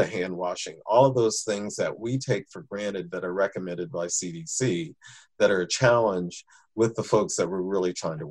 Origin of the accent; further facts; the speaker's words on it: Michigan, United States; moved away as an adult; also born or lived in the South (US); I'm from Michigan originally